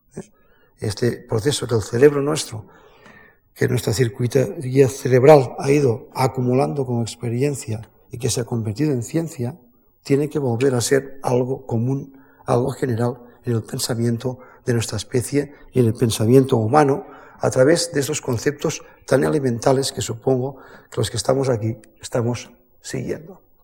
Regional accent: the Pyrenees, Spain; Yo soy nacido en el Pirineo

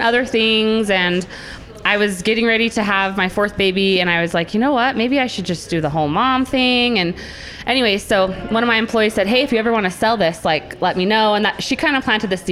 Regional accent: Utah, United States; I am from Utah County

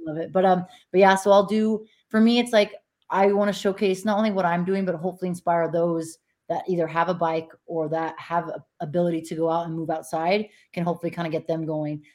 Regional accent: Montana, United States; now in Nevada, United States; Montana, my home state

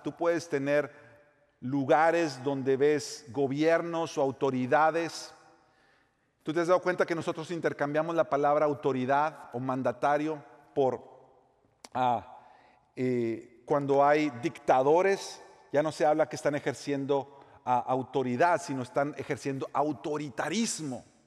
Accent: Mexico; moved away as an adult; now in United States; Yo nací en México, me crié en México, amo México

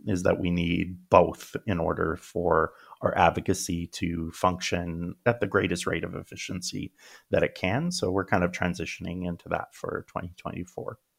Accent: Regina, Saskatchewan, Canada; moved away as an adult; also born or lived in United Kingdom; now in Edmonton, Canada; my first couple of degrees were in my hometown in Regina, Saskatchewan

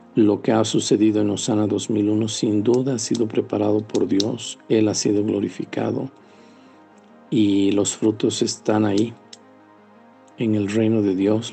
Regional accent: Potosí, Bolivia; also born or lived in Sucre; yo soy potosino

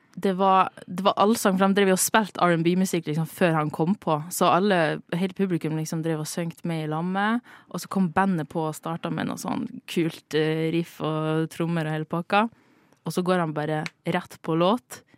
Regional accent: Northern Norway, Norway; jeg er nordlending

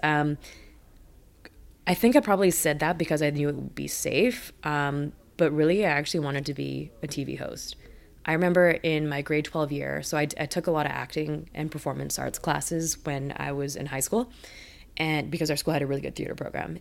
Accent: Richmond, British Columbia, Canada; also born or lived in Vancouver; I was actually born in Vancouver, um, for the first, like, few years of my life I lived there. I don't really remember 'cause you're a kid, right? Um, but my childhood really was in Richmond

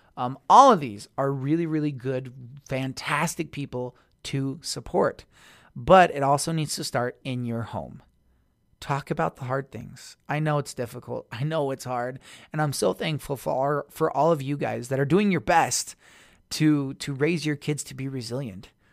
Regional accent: Tooele County, Utah, United States; that's my hometown

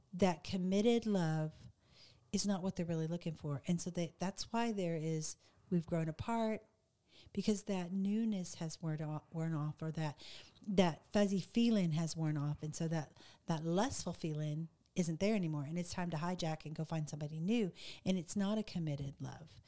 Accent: the South, United States; I'm from the South, so we say the word ugly for mean

